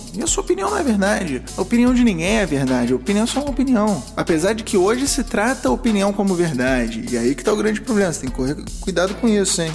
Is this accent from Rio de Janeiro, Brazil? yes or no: yes; Rio de Janeiro, Brazil; accent: carioquês; first language Portuguese and Spanish (joked as portunhol); also born or lived in Uruguay; aprendi a falar portunhol antes do carioquês